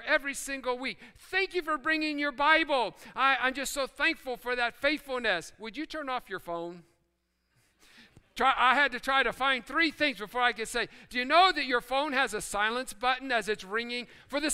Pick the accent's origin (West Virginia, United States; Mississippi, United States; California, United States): West Virginia, United States; I'm reminded of what I learned growing up in West Virginia.